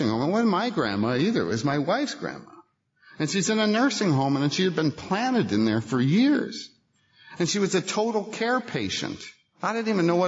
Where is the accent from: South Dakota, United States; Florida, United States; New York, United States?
New York, United States; Buffalo; I grew up in Buffalo